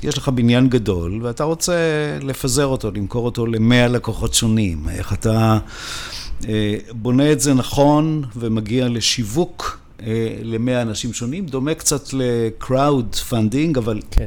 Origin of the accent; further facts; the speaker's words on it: Israel; moved away as an adult; now in Switzerland; אני ישראלי, למרות שאני חי בשוויץ באופן קבוע, כבר 25 שנה